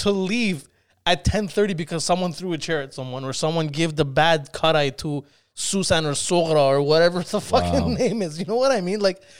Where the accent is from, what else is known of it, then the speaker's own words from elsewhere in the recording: Iran; also born or lived in Spain; You have to understand, I grew up in Iran. When I was 2, I went to Spain. So I lived in Spain for 8 years.